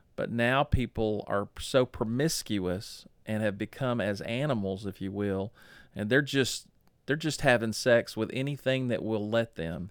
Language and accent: English; Dallas, Texas, United States; I was born in October of nineteen sixty-nine in Parkland Hospital in Dallas, Texas